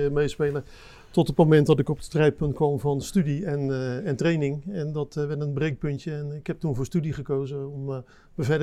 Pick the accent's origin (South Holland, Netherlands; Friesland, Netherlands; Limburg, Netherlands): South Holland, Netherlands; Rotterdam; Ja, ik denk, ik ben geboren en getogen Rotterdammer, dus ik heb altijd interesse gehad in de haven en alles wat erin gebeurt.